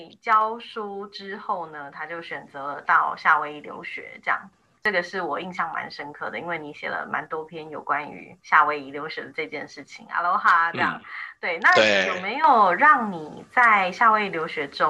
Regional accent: Taipei, Taiwan; moved away as an adult; also born or lived in Taichung; 我是台北人，所以我在台北教过一阵子。那后来全家搬到台中，又在台中教了一阵子。

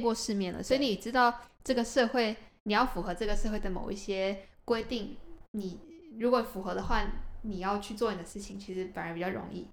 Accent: Taiwan; also born or lived in United States; now in Japan; 那我就也只能回台湾啦

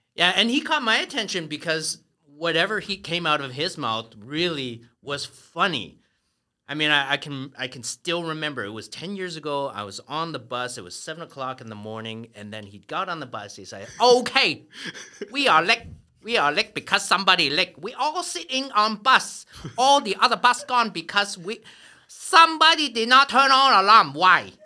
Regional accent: Canada; moved away as an adult; now in Taiwan; I grew up in Canada

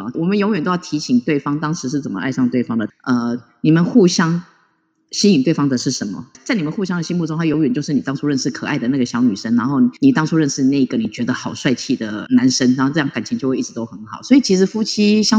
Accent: Taiwan; 我最骄傲就是我是台湾人。

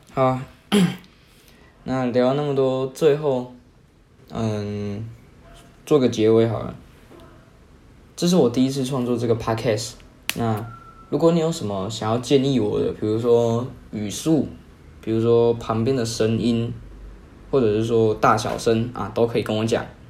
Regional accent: Kaohsiung, Taiwan; 我是高雄人啊， 我是读比较好的国中吧

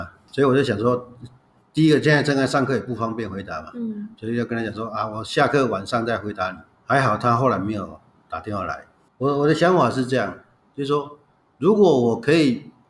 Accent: China; 可是这是我们中国人传统里面最有价值的一部分之一呢。

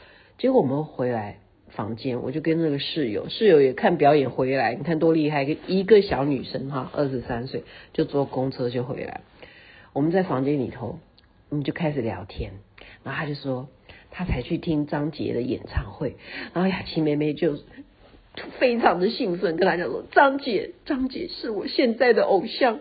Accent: Taiwan; 像我们是在台湾长大的，我们就不习惯嘛

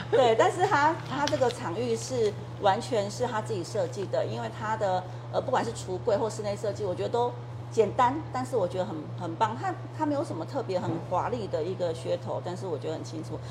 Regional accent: Taiwan; 因为我是客家人

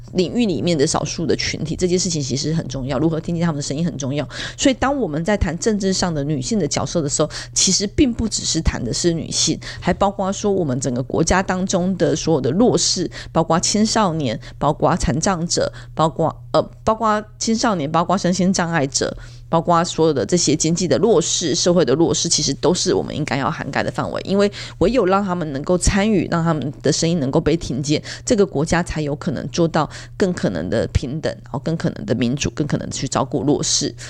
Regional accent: Taiwan; 他希望纽泽西是成为我们台湾人永远的家

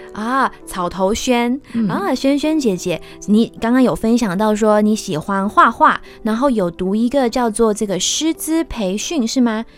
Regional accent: Kinmen, Fujian Province, Taiwan; moved away as an adult; now in Taipei, Taiwan; 我是读到高中毕业，也就是十八岁的时候，然后我就自己一个人来台北追求艺术的路

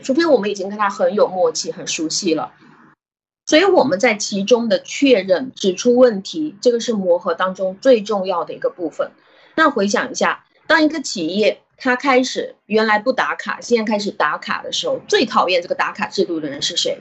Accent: China; 我们中国人

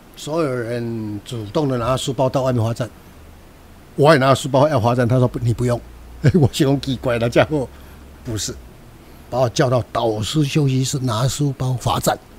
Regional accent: Minxiong, Chiayi County, Taiwan; moved away; also born or lived in Taipei; 在我的家乡成立一间二手书店

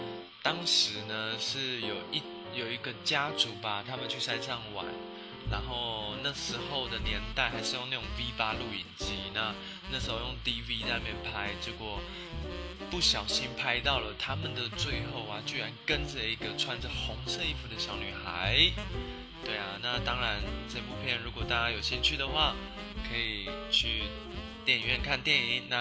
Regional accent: Taichung, Taiwan; 因为我本身是台中人

